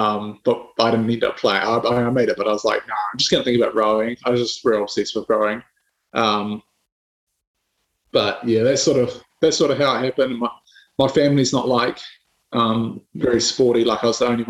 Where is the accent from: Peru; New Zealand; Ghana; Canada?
New Zealand; born or raised there; moved away as an adult; now in United Kingdom